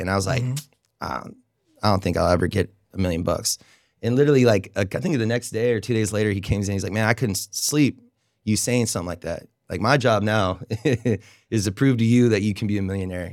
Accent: Oregon, United States; moved away as an adult; now in Raleigh, United States; moved here in 2007, and I came from Oregon

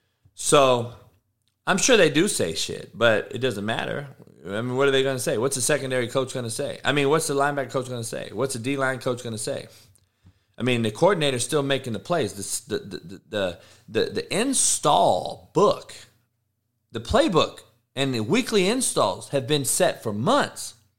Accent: Compton, California, United States; Yeah, I'm from Compton. I know about one white person.

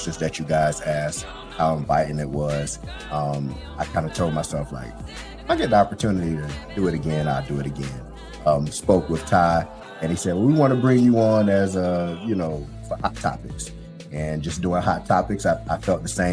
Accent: Jacksonville, Florida, United States; now in Toledo, United States; I'm from Jacksonville, Florida. I moved up here to Toledo, Ohio

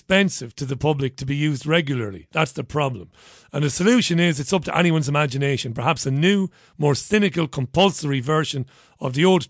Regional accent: Ireland; As one Irishman to another

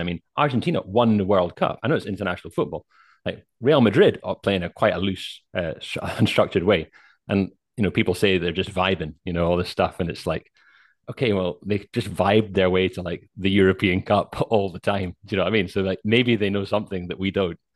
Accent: Scotland, United Kingdom; I'm a Scottish guy

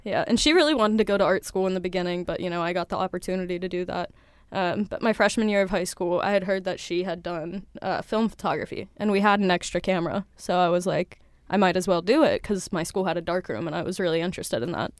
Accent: Cincinnati, Ohio, United States; moved away; I'm from Cincinnati, Ohio.

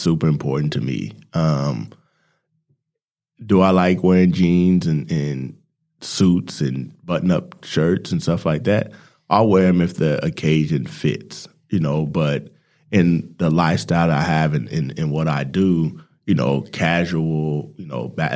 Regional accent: Salt Lake City, Utah, United States; moved away as an adult; also born or lived in Phoenix, Arizona / Dallas, Texas; now in Melbourne, Australia; So I grew up in Salt Lake City, Utah. I was born in Phoenix, Arizona. I lived in Dallas for about 7 years

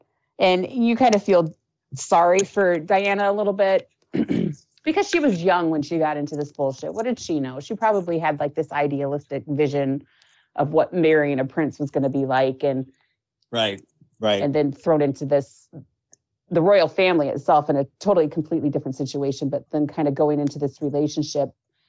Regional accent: United States; as an American

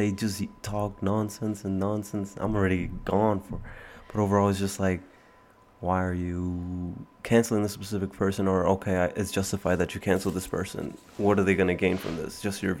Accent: United States; born or raised there; also born or lived in Peru

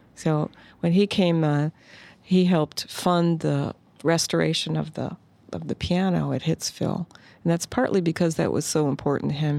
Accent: Detroit, Michigan, United States; growing up in Detroit

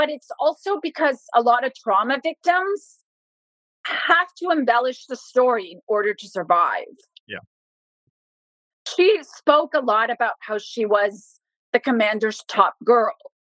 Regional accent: Bogotá, Colombia; For a woman from Bogota to gain access with my accent, I'm white, I'm blue-eyed, I have a different dialect than a woman from Putumayo

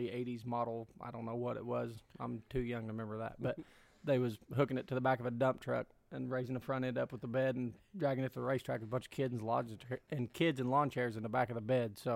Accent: Bloomington, Indiana, United States; also born or lived in Brownstown, Indiana; I was raised at Brownstown in Bloomington.

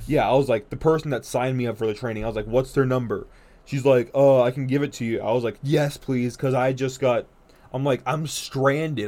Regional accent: North Dakota, United States; I'm from North Dakota

